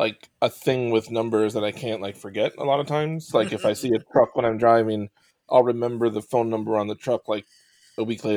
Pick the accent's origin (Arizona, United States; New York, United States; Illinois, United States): New York, United States; Western; I grew up in Western New York at the time